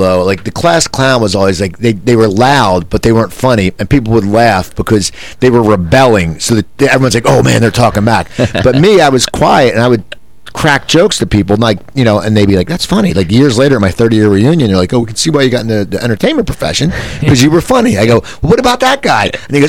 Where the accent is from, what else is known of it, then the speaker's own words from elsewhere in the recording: Cherry Hill, New Jersey, United States; moved away; I grew up in Cherry Hill, New Jersey, which is 10 minutes